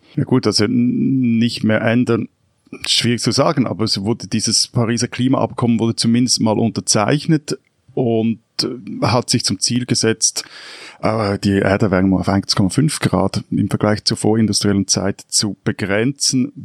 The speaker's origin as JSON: {"language": "German", "region": "Lake Zurich", "country": "Switzerland", "tie": "born or raised there", "said": "ich bin in einer Gemeinde am Zürichsee aufgewachsen"}